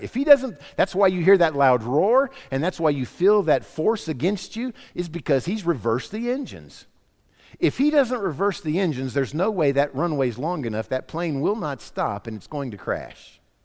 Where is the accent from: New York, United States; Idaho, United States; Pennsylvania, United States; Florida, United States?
Florida, United States; growing up in Florida for my high school years